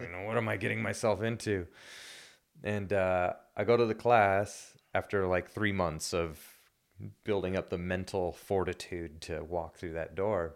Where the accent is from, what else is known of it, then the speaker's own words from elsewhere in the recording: United States; moved away as an adult; now in Wellington, New Zealand; I'm American